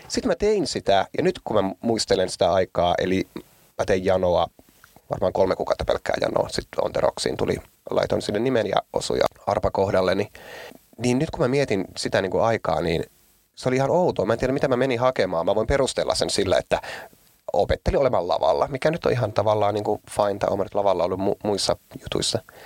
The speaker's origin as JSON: {"language": "Finnish", "town": "Oulu", "region": "North Ostrobothnia", "country": "Finland", "said": "mä oon Oulusta ja me ei olla lestadiolaisia"}